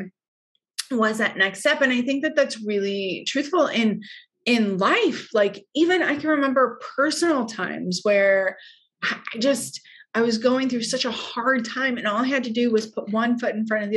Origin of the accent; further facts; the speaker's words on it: Hawaii, United States; moved away; I was also from Hawaii.